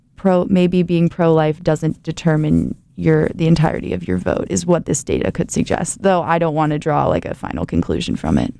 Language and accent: English; Ohio, United States; moved away as an adult; now in Indiana, United States; my home state, Ohio